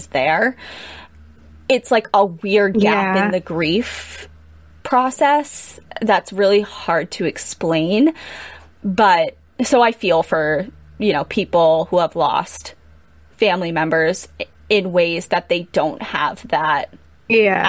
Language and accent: English; United States; as an American